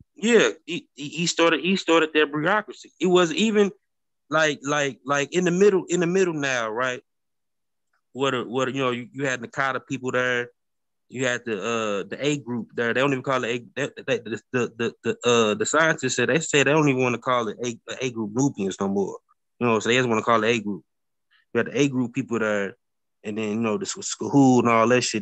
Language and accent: English; St. Louis, Missouri, United States; I'm from St. Louis. I'm, from St. Louis, Missouri, bro. I live on the like I, grew up on the Mississippi River